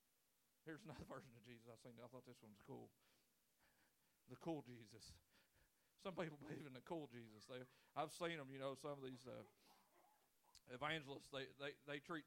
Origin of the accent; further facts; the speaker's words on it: Lewis County, Kentucky, United States; also born or lived in Middlesboro, Kentucky; growing up in Lewis County